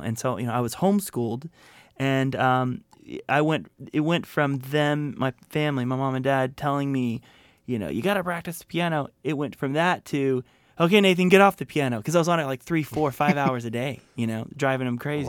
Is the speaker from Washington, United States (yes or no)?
no; Florida, United States; moved away as an adult; also born or lived in Atlanta, Georgia / Connecticut / Santa Monica, California; I grew up in Florida. I was born in Atlanta, Georgia. We moved to, uh, Connecticut for a tiny bit, but grew up in Florida